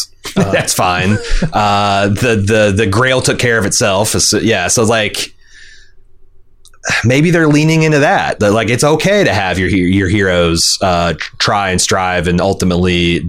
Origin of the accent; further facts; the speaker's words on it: Anderson, Indiana, United States; I grew up in Anderson, Indiana, the meth capital of the Midwest.